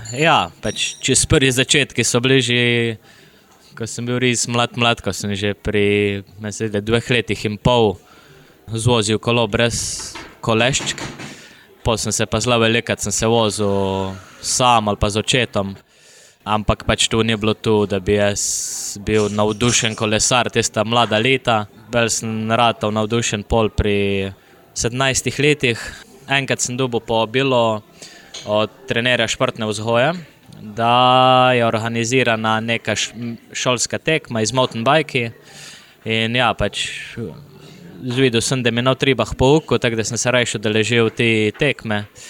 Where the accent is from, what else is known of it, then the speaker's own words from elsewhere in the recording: Idrija, Slovenia; Prihajam iz Idrija, sem profesionalni